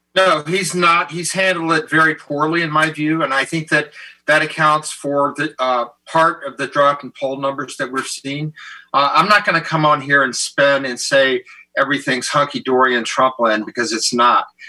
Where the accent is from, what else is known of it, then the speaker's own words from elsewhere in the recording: the South, United States; I'm from the South